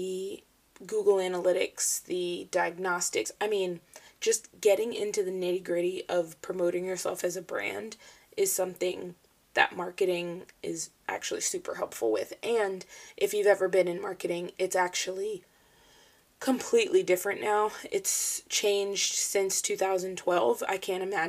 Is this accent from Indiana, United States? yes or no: no; Falls Church, Virginia, United States; I was born and raised in Falls Church, Virginia. I've lived in the same house pretty much my whole life